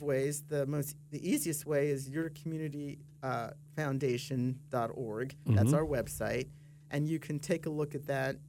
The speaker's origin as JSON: {"language": "English", "region": "Mid-Atlantic", "country": "United States", "lives_now": "Florida, United States", "said": "I've been a Floridian now for 13 years, I come from the Mid-Atlantic"}